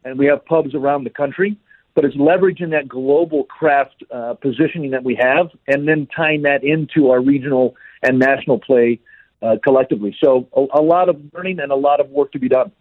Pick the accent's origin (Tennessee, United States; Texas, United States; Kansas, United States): Texas, United States; El Paso; back in my hometown of El Paso, Texas